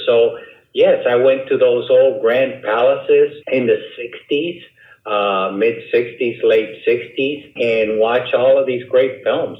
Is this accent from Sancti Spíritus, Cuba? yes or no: no; Havana, Cuba; moved away; I was born in Cuba, in Havana, Cuba